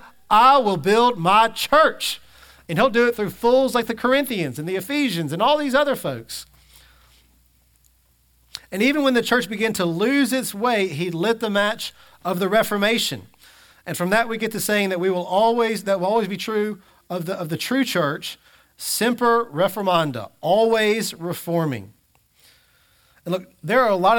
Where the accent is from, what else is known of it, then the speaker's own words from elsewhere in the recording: Mississippi, United States; I'm just a Christian because I'm from Mississippi